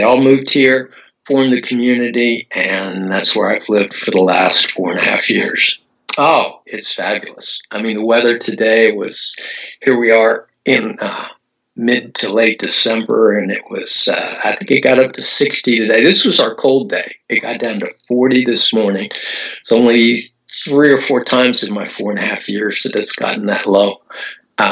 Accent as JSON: {"language": "English", "region": "Oklahoma", "country": "United States", "tie": "born or raised there", "moved": "yes", "lives_now": "Clearwater area, United States", "said": "my home state of Oklahoma"}